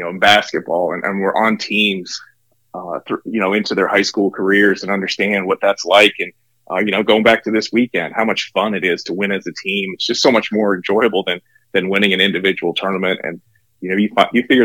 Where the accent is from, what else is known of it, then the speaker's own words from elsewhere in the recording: Ontario, Canada; moved away as an adult; also born or lived in Johnson City, Tennessee; now in Knoxville, United States; growing up in Canada